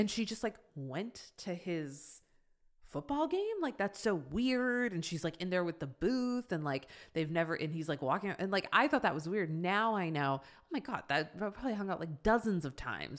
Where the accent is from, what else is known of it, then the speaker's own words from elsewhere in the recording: Boston, Massachusetts, United States; now in Los Angeles, United States; I'm from Boston